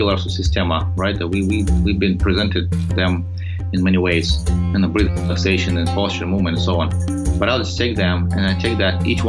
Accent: Odesa, Odesa Oblast, Ukraine; English is a second language; moved away as an adult; I was initially had a taste of it back home when I grew up in Soviet Union and spent some time over there, educated over there, and get an engineering degree, maritime engineering in Odessa on the Black Sea.

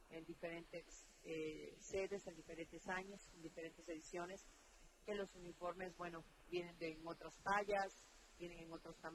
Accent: Veracruz, Mexico; somos veracruzanos.

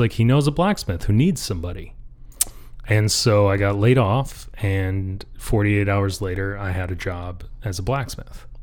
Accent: just north of Detroit, Michigan, United States; also born or lived in north of Traverse City, Michigan / Marquette, Michigan; I grew up just north of Detroit, uh, in the burbs

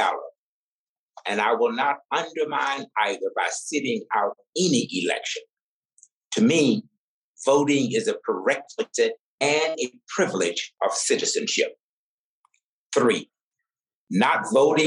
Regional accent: Deep South, United States; growing up in the Deep South during America's apartheid era

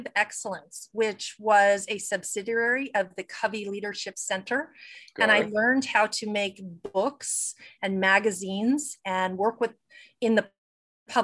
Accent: Saratoga Springs, New York, United States; moved away as an adult; also born or lived in Utah; I grew up back east. So around Saratoga, New York, upstate

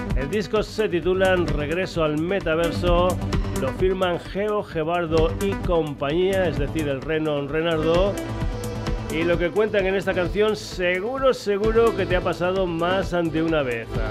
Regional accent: Extremadura, Spain; gente de mi tierra, de Extremadura

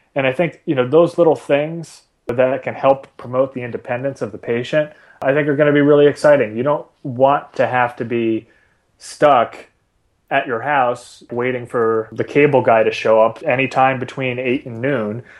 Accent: Boston, Massachusetts, United States; I grew up in Boston

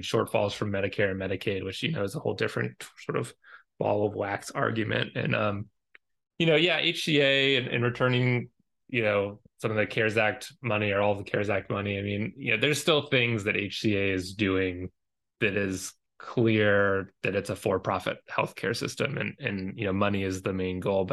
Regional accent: Georgia, United States; I'm from Georgia.

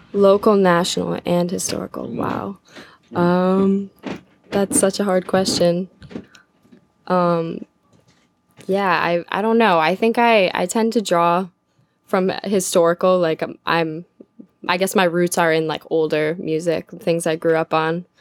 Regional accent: Glens Falls, New York, United States; it's my hometown in Glens Falls

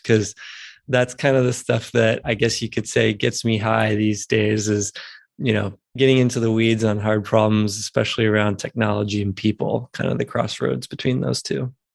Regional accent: Houston, Texas, United States; moved away as an adult; now in Asheville, United States; I'm from Houston and grew up there and spent many, many years there, but I'm living in Asheville, North Carolina now.

